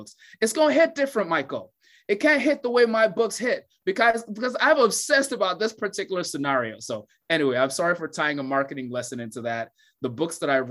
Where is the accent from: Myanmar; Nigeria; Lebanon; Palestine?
Nigeria; Growing up in Nigeria